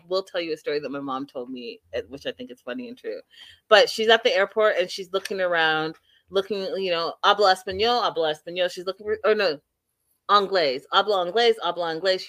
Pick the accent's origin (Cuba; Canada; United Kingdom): Canada; I am a real Canadian